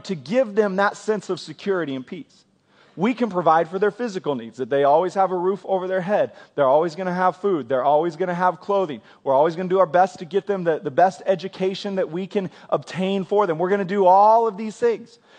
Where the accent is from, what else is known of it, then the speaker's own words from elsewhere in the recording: Kansas, United States; now in Oklahoma, United States; I grew up in Kansas